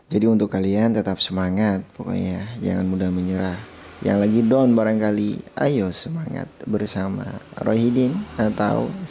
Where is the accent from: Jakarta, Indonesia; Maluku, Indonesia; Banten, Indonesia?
Jakarta, Indonesia; North Jakarta; now in Yogyakarta, Indonesia; Hmm, aku tinggal di kota Yogyakarta. Tapi aku asli dari kota Jakarta Utara.